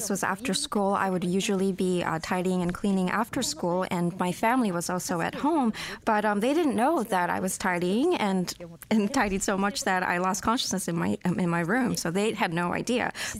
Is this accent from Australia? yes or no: no; Tokyo, Japan; I was born and raised in Tokyo, Japan.